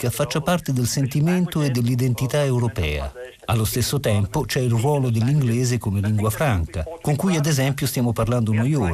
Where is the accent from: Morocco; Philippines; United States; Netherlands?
Netherlands; Limburg; accent: Limburgish; first language Limburgish; Italian is a second language; Io sono eh, cresciuto parlando olandese, la mia lingua d'origine è chiamata limburghese.